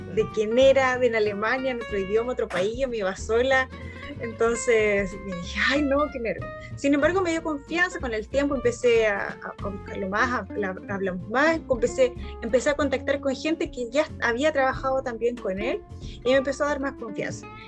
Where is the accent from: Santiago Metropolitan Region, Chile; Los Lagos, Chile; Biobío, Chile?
Biobío, Chile; Concepción; moved away as an adult; now in Frankfurt, Germany; yo soy de Concepción.